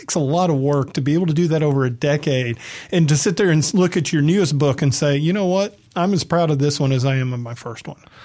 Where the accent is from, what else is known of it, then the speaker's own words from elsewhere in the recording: the South, United States; also born or lived in San Diego; now in Mississippi, United States; I'm from the South